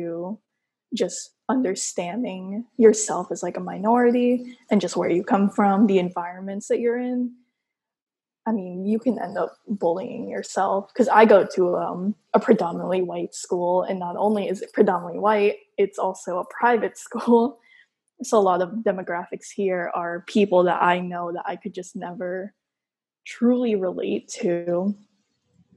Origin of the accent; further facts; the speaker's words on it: Texas, United States; I grew up in Texas